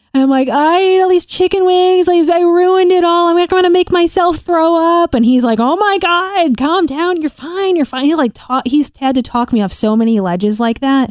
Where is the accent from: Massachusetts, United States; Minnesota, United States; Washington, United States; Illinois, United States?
Illinois, United States; moved away as an adult; also born or lived in New York; we're both from Illinois